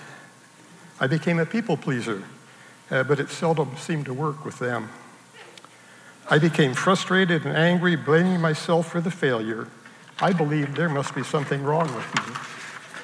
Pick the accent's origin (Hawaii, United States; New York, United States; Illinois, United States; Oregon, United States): Oregon, United States; Salem; also born or lived in Portland, Oregon; I grew up in Salem, Oregon.